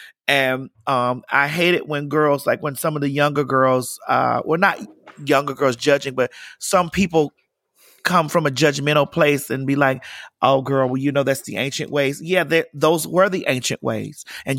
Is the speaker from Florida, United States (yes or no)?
yes; Miami, Florida, United States; I'm from Miami. I'm from Dade County.